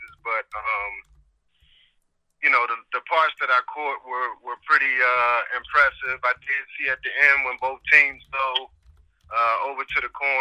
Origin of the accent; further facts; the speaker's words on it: Washington, District of Columbia, United States; my hometown Hoyas